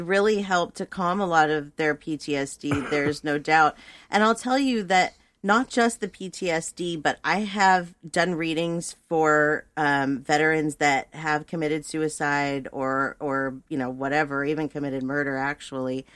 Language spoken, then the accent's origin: English; Thousand Oaks, California, United States; I was born and raised in Thousand Oaks, California